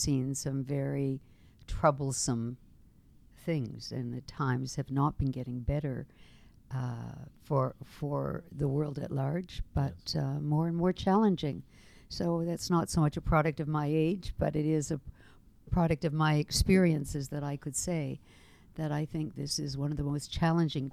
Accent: Toronto, Ontario, Canada; also born or lived in Montreal; I was born in Toronto, right here in our fair city.

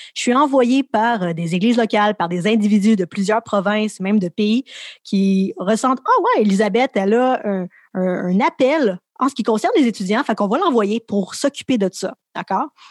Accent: Laval, Quebec, Canada; also born or lived in Montreal; J'ai grandi à Montréal, à Laval

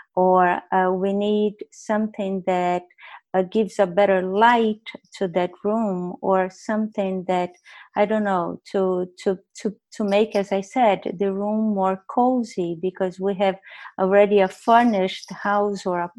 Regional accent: Brazil; moved away as an adult; I left Brazil when I was 21 years old

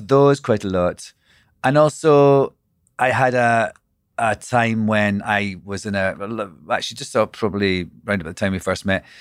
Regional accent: Scotland, United Kingdom; also born or lived in London; now in New York, United States; I'm Scottish.

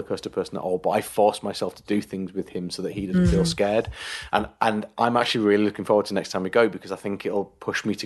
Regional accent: United Kingdom; as a Brit

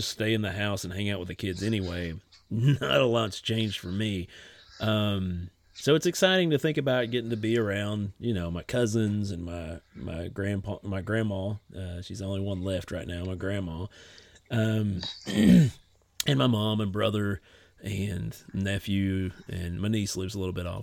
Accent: Martin County, Appalachian Mountains, Kentucky, United States; moved away; my hometown. Yeah, we got talking about Martin County

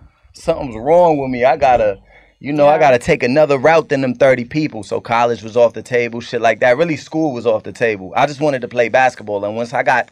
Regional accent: Cambridge, Massachusetts, United States; I'm from Cambridge

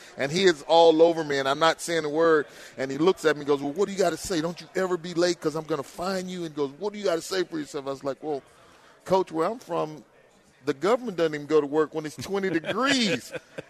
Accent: Houston, Texas, United States; also born or lived in Baton Rouge, Louisiana / Minnesota; born and raised in Houston.

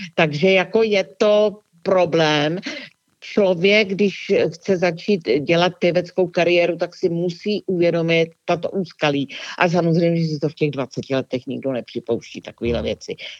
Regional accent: Czechia; jsem Češka

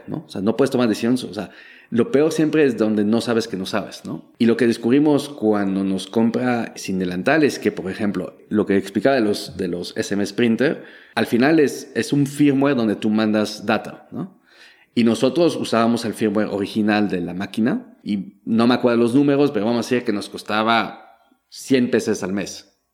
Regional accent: Belgium; Spanish is a second language; moved away as an adult; now in Mexico; yo nací en Bélgica, crecí en Bélgica, pero mi mamá nació en Perú, en Lima

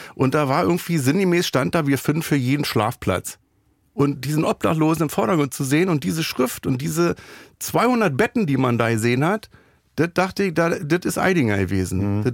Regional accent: Berlin, Germany; Ich bin aus Neukölln

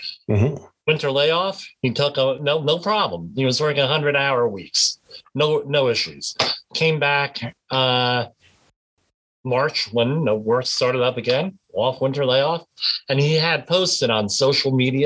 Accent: Northern New Jersey, United States; I'm from Northern New Jersey

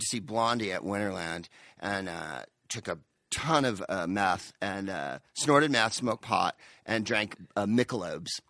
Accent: San Carlos, California, United States; moved away as an adult; also born or lived in Palo Alto / Mountain View / England; now in Los Angeles, United States; I'm from San Carlos, and before that I lived in Palo Alto, and before that Mountain View

